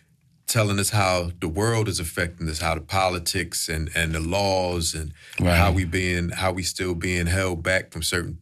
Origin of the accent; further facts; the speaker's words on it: Philadelphia, Pennsylvania, United States; I know growing up in Philly